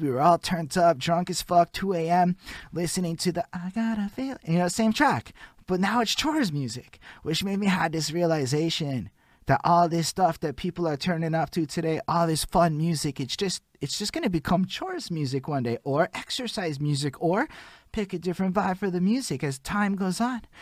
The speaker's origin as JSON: {"language": "English", "town": "Montreal", "region": "Quebec", "country": "Canada", "said": "I'm from Montreal, Quebec"}